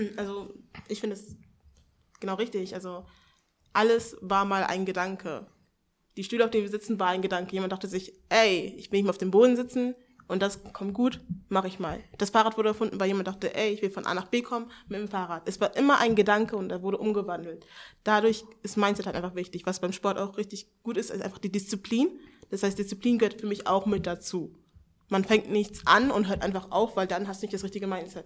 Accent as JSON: {"language": "German", "town": "Hanover", "region": "Lower Saxony", "country": "Germany", "said": "ich bin 21 Jahre alt, ich komme aus Hannover."}